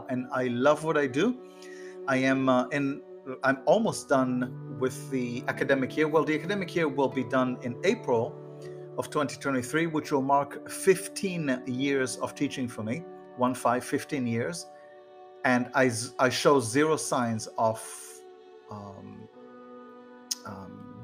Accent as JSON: {"language": "English", "town": "Haifa", "region": "Haifa District", "country": "Israel", "tie": "born or raised there", "moved": "yes", "lives_now": "Florida, United States", "said": "I grew up in Israel and I grew up in a suburb of the city Haifa"}